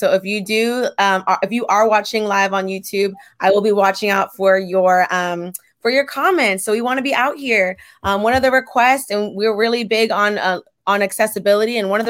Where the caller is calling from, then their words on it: San Diego, California, United States; I'm tuning in from San Diego, California, and I am sipping on some water.